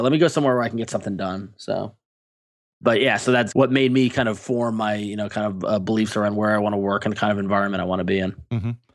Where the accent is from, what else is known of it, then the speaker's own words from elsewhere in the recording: Long Island, New York, United States; I grew up on Long Island